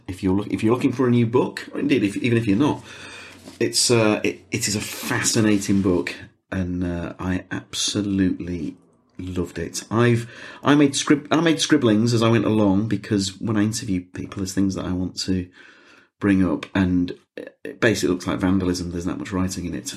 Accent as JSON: {"language": "English", "country": "United Kingdom", "said": "I'm so British"}